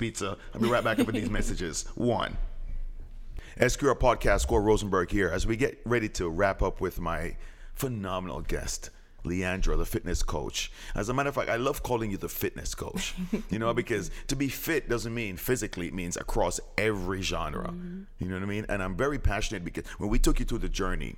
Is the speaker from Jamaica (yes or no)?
yes; Jamaica; I'm Jamaican.